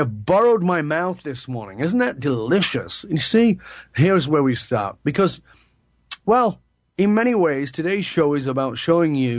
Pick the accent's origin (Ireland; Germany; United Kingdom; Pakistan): United Kingdom; moved away as an adult; also born or lived in British Columbia; I was born in the UK in the late 1950s, and although I've been gone from the UK much longer than I lived there